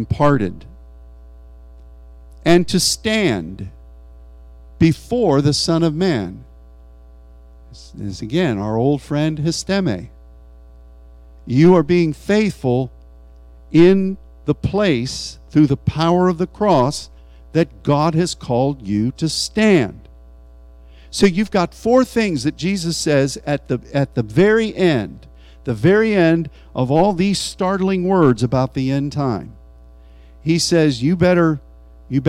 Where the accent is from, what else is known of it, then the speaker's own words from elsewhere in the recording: United States; as an American